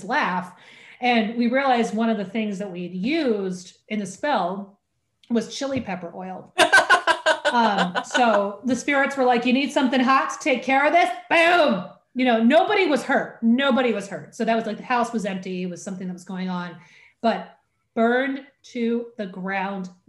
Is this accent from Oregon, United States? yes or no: yes; Oregon, United States; soy de Oregon, which is that I am from Oregon. I am always from Oregon.